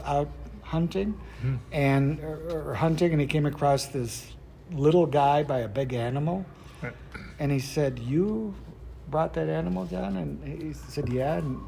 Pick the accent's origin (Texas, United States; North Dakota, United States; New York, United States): North Dakota, United States; moved away; I was from North Dakota, not South Dakota